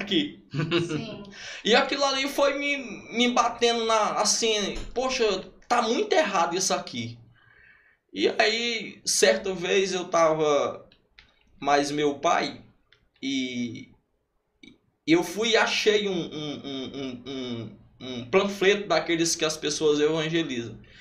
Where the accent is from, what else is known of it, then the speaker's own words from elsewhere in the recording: Luís Correia, Piauí, Brazil; also born or lived in Brasília / São José do Divino / Joca Marques / Gilbués; now in Lagoa de São Francisco, Brazil; mas me criei em Carapebas. Carapebas é o interior de Luiz Correia.